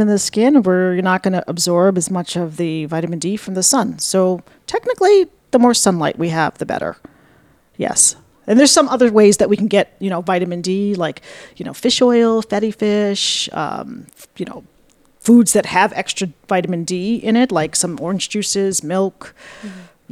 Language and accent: English; Buffalo, New York, United States; moved away as an adult; now in Ithaca, United States; I'm from Buffalo originally